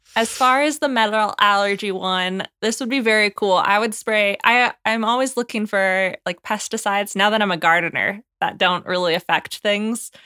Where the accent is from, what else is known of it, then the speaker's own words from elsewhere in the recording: Washington, United States; growing up in Washington